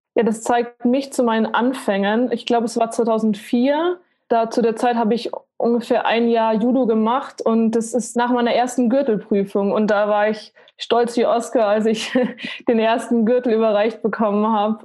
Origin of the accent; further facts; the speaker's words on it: Munich, Bavaria, Germany; Ich bin in München aufgewachsen, mit meiner Familie auch zusammen